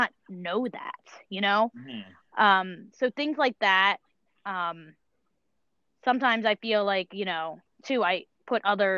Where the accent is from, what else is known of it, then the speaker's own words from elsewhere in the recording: King of Prussia, Pennsylvania, United States; I grew up in King of Prussia, so it's not really far. I moved to this area probably about four years ago